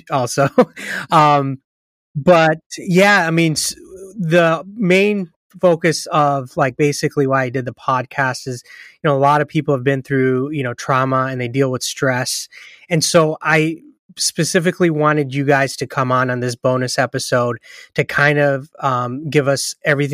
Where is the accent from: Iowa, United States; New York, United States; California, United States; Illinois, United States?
California, United States; San Diego; moved away; my hometown of San Diego, California, which I miss very much